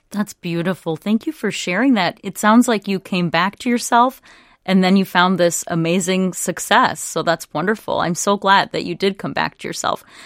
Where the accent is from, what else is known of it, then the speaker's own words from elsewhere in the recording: Apple Valley, Minnesota, United States; a kid who was a little uh, Iranian kid growing up in Apple Valley